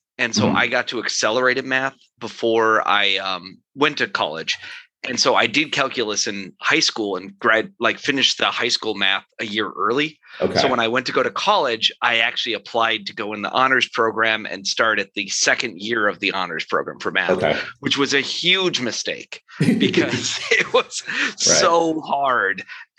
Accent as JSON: {"language": "English", "town": "Rochester", "region": "New York", "country": "United States", "lives_now": "St. Paul, United States", "said": "Living in St. Paul, Minnesota, everyone thinks Rochester, Minnesota when I say I'm from Rochester."}